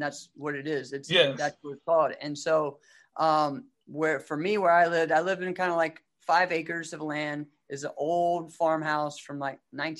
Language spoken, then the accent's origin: English; Rustburg, Virginia, United States; I was down close to Bear Creek. I was Red House Road.